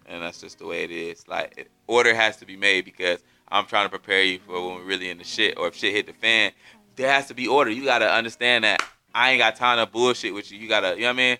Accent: Erie, Pennsylvania, United States; now in Fayetteville, United States; I'm from Pennsylvania, like from a little town called Erie, PA, where really it's just black people and Italian people.

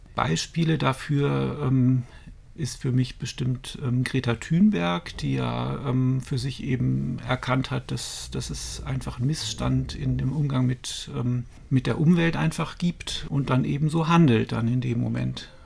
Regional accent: Dormagen, North Rhine-Westphalia, Germany; moved away as an adult; also born or lived in Cologne / Stuttgart; now in Brandenburg, Germany; Also ich bin in Köln geboren, bin in Dormagen aufgewachsen

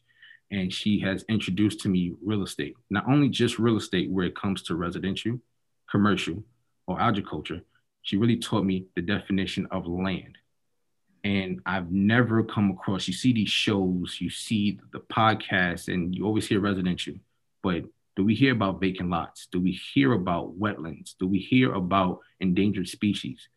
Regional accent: New York City, New York, United States; now in Orlando, United States; I'm currently in Orlando, Florida, born and raised in Harlem, New York.

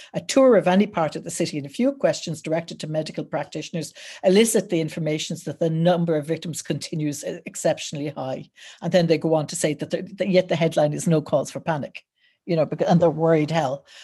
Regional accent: Wexford, Leinster, Ireland; I'm from Wexford

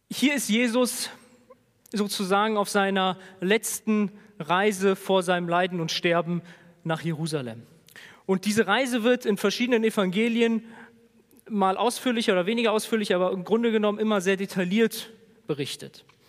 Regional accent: Germany; als Deutsche

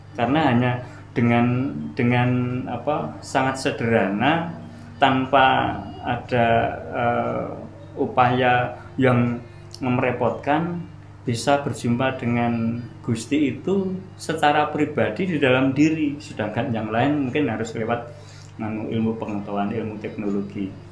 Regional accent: Java, Indonesia; kita sebagai orang Jawa sendiri

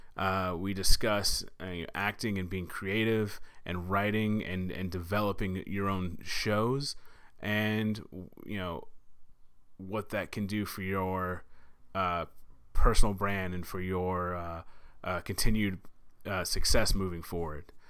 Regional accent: Texas, United States; my home state. uh, in Sutherland Springs, Texas

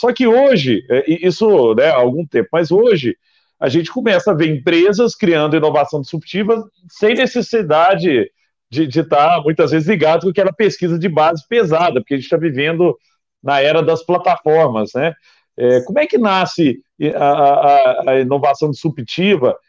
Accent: Araguari, Minas Gerais, Brazil; Araguari, que é Heriguer em inglês, minha terra natal

